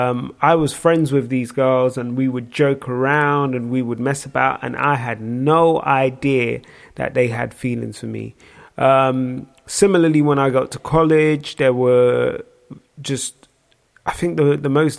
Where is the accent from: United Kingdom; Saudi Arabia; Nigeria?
Nigeria; I am Nigerian.